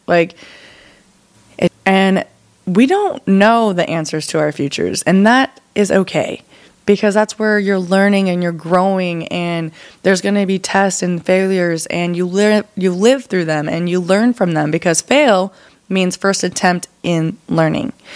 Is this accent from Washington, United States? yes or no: yes; Arlington, Washington, United States; moved away as an adult; also born or lived in Seattle, Washington; now in Texas, United States; So I'm from Seattle, Washington, and a little town called Arlington, about 45 minutes north of Seattle